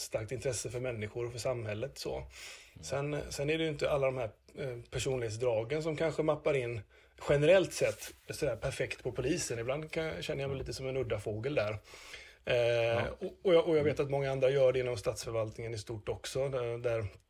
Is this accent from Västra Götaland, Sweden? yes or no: yes; Gothenburg, Västra Götaland, Sweden; accent: Gothenburg dialect (göteborgska); now in Östersund, Sweden; jag kommer mycket riktigt från Göteborg